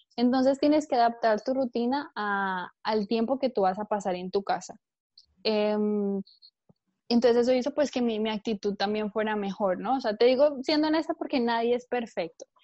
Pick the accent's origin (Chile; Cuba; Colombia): Colombia; now in Barcelona, Spain; yo vivo en, Barcelona, en España, pero bueno, nací en Colombia, llevo bastantes años por aquí